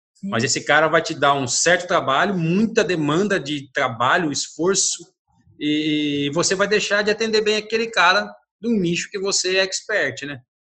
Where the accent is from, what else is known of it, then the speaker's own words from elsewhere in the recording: Brazil; eu sou brasileiro